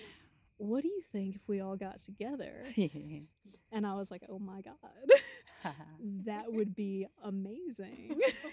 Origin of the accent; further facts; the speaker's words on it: the South, United States; moved away; also born or lived in the North (US); I'm originally a Southerner. I was a transplant for many years up north